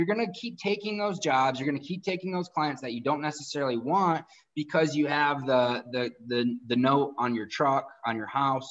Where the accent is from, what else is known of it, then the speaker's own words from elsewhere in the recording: outside of Detroit, Michigan, United States; where I grew up in outside of Detroit, all you did was go to school for 4 years and go work for GM or Ford